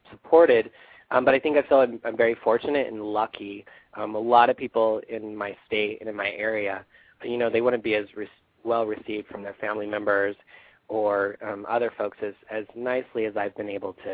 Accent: Idaho, United States; it's today we got a lot of snow, so it's pretty cold. Um, but it's pretty. I mean, it's rural.

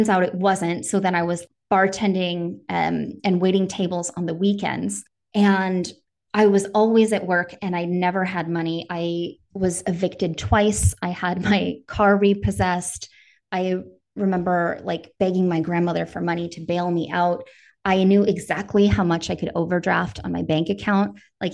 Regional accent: Northern Wisconsin, United States; I grew up in Northern Wisconsin.

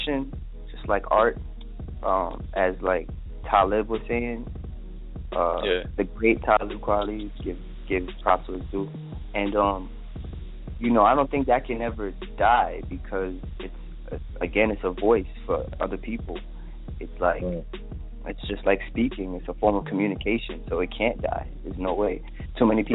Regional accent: New York City, New York, United States; I'm from East Flatbush, section of Brooklyn

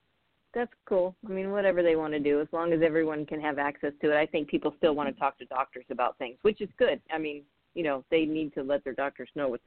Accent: Napa, California, United States; moved away; also born or lived in Oakland, California; I was born in Oakland, and I grew up in Napa.

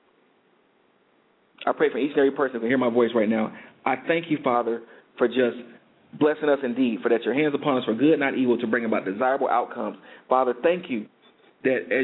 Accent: Detroit, Michigan, United States; moved away; my hometown

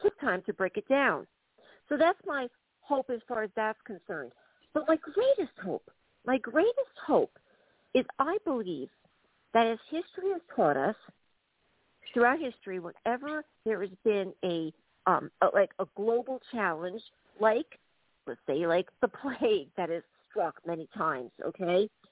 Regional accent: United States; moved away as an adult; now in Dublin, Ireland; I'm an American citizen

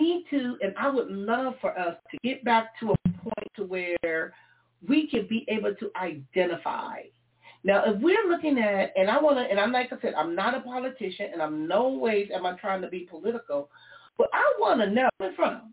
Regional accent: Compton, California, United States; I was born and raised in Compton, California

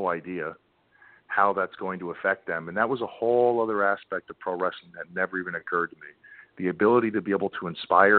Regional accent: New York, United States; I grew up in New York, so that New England foul mouth

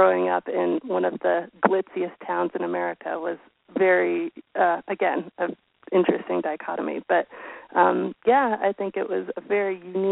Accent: Colorado, United States; born or raised there

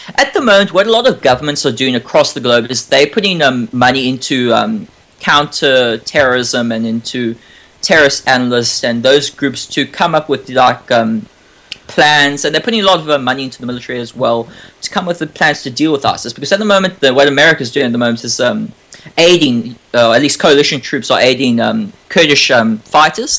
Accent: South Africa; now in Australia; I was born in South Africa

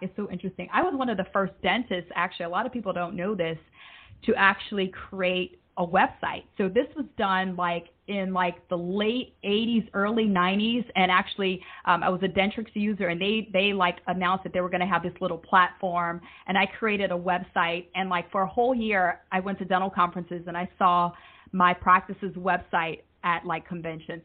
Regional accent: United States; moved away as an adult; also born or lived in Alabama; now in Jamaica; I'm originally from the States

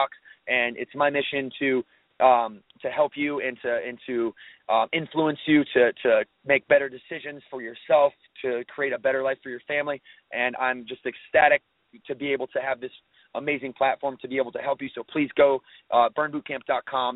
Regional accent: Battle Creek, Michigan, United States; now in Huntersville, United States; I came from a background from Battle Creek, Michigan

